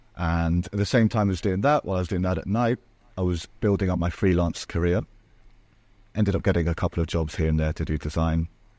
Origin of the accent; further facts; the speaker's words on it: Marbella, Andalusia, Spain; accent: English; also born or lived in Portugal; I was born in Portugal and then grew up in Marbella, which is in the south of Spain.